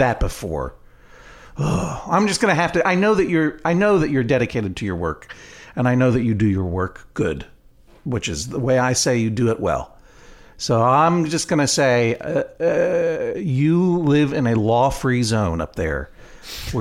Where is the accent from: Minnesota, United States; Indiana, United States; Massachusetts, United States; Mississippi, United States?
Massachusetts, United States; we're from Massachusetts